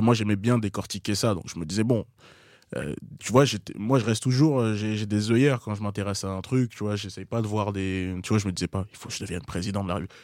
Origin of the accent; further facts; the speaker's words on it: La Courneuve, Île-de-France, France; J'ai grandi à La Courneuve.